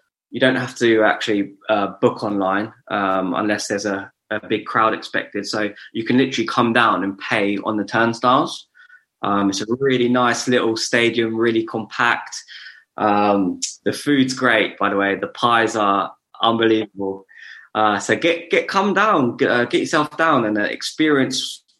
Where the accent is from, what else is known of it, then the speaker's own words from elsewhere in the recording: Luton, East of England, United Kingdom; also born or lived in Bedford; being born and bred in Luton